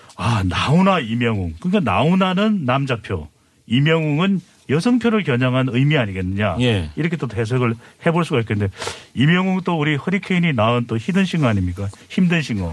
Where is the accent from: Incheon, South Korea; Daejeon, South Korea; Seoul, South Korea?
Seoul, South Korea; moved away; also born or lived in United States; 제가 원래 이 서울 토박이거든요.